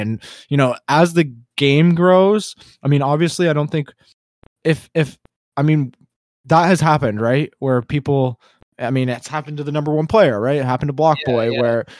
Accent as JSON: {"language": "English", "country": "Canada", "said": "I'm from Canada."}